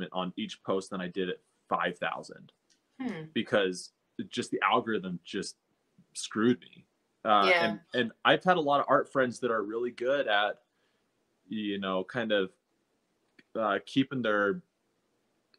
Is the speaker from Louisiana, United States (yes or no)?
no; Utah, United States; also born or lived in Salt Lake City; I'm from Utah, so the high schools are all pretty close